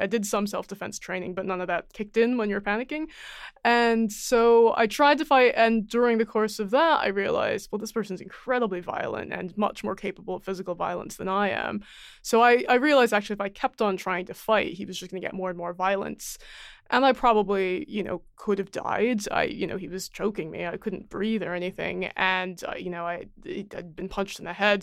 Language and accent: English; United States; accent: American; I'm Chinese American, and if you hear me, I obviously sound American